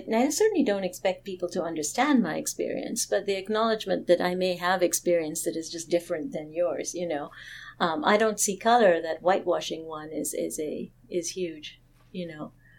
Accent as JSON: {"language": "English", "town": "Toronto", "region": "Ontario", "country": "Canada", "tie": "born or raised there", "said": "certainly very common when I was growing up in Toronto"}